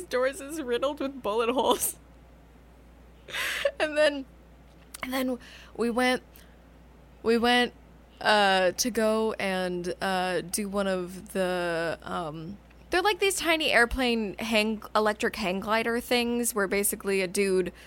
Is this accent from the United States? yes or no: yes; Tucson, Arizona, United States; growing up in Tucson